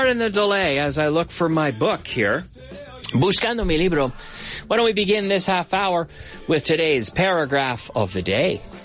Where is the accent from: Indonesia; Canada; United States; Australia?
Canada; moved away as an adult; now in Madrid, Spain; my hometown in Canada